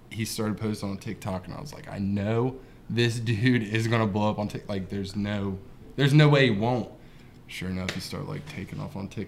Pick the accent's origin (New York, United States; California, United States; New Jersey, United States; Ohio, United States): Ohio, United States; Waverly; now in Chillicothe, United States; I'm from Waverly. Um, I live in Chillicothe now, so about the same area.